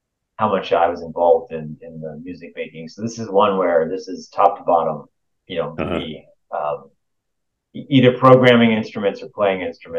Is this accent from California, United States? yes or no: yes; Southern California, United States; I used to do this thing in my hometown. I grew up in Southern California